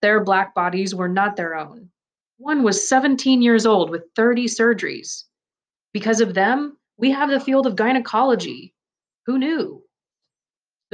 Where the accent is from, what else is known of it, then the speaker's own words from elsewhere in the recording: the Low Country, United States; moved away; also born or lived in New York; I'm from the Low Country. That's an area in the South encompassing Georgia, South Carolina, and some of Florida